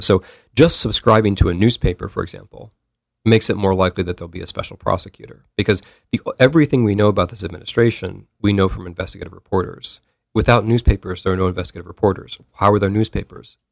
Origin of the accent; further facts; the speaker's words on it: United States; I'm an American